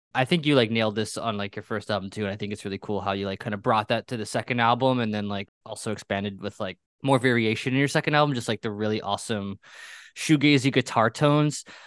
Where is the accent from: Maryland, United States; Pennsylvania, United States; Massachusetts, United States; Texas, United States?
Pennsylvania, United States; I grew up in Pennsylvania.